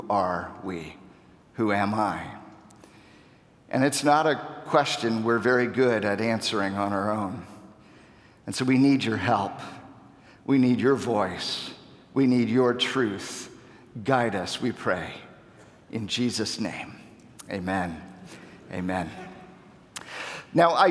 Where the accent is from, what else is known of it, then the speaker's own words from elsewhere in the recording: Ohio, United States; also born or lived in Wisconsin; now in Chicago, United States; I grew up in Ohio